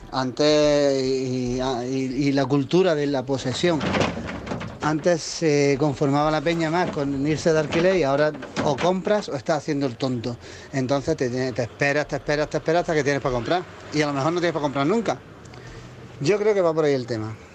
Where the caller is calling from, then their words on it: Granada, Andalusia, Spain; buenas tardes, soy … de Granada.